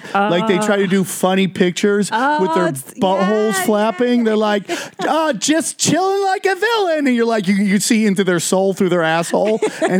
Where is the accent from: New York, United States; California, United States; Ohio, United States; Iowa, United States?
New York, United States; I just got a tattoo on my leg of my area code because I'm Mexican trash, dude, right? That's what Latinos do. They love to put their area code. So I put it on, which is 607.